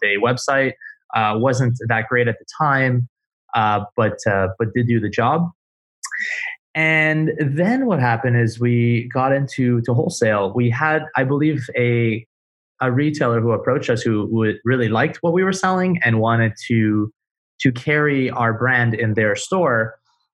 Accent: Montreal, Quebec, Canada; now in Miami, United States; I'm from Montreal. I'm Canadian.

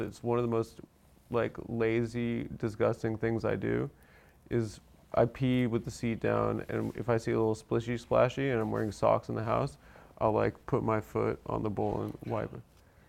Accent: Nigeria; You know I'm from Nigeria.

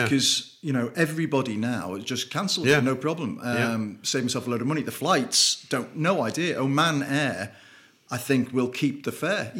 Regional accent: Liverpool, North West England, United Kingdom; in Liverpool when I was growing up.

